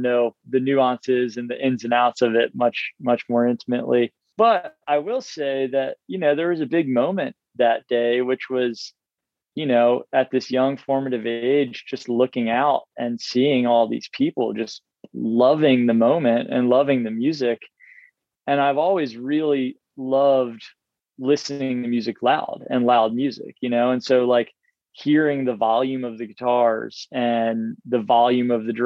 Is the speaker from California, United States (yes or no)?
no; Baltimore, Maryland, United States; I was seven and I grew up in Baltimore